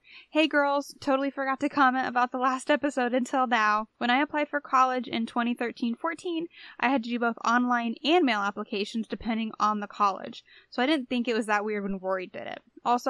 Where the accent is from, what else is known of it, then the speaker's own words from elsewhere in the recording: India; Like, I'm Indian.